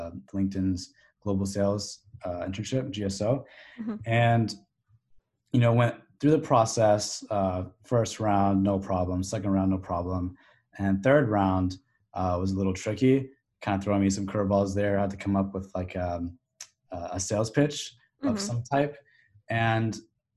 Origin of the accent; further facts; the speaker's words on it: Sacramento, California, United States; now in Arizona, United States; Growing up in Sacramento